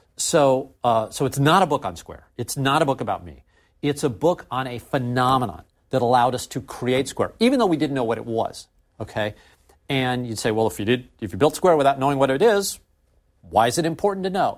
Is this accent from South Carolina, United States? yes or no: no; St. Louis, Missouri, United States; we couldn't hire enough programmers in my hometown